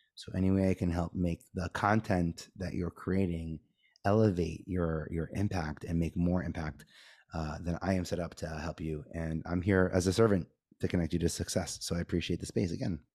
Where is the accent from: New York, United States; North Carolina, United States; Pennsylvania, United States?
New York, United States; New York City; I grew up in Staten Island